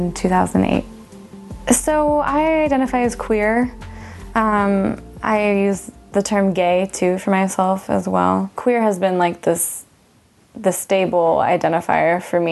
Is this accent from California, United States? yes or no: yes; Orange, California, United States; born or raised there; moved away